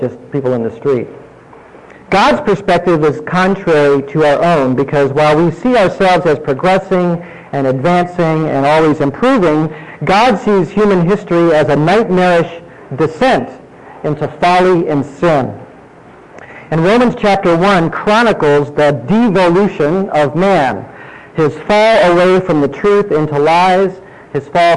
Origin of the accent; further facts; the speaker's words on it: Indiana, United States; when I was young growing up in Indiana